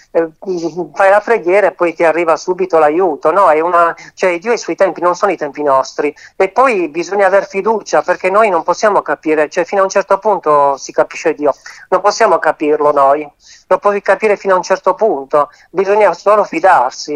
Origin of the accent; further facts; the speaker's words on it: Turin, Piedmont, Italy; sono di Torino